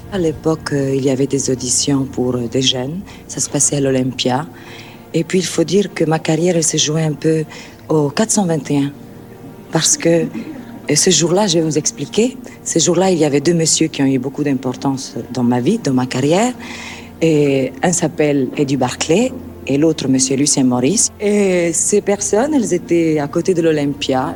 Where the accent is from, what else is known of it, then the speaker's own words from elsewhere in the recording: Cairo, Cairo Governorate, Egypt; moved away as an adult; now in France; l'Égypte, le Caire, c'est le pays qui m'a donné le jour